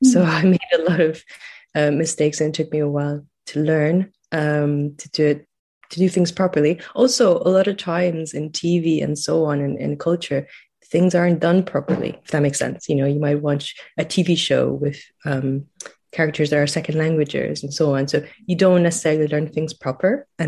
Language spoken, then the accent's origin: English; Romania; accent: a mix; English is a second language; moved away as an adult; now in Scotland, United Kingdom; So I'm from Romania, and I live in Scotland now, and I came to Scotland 10 years ago. So my accent is a bit of a mix. And the way that I learned English was in Romania. I grew up right after the revolution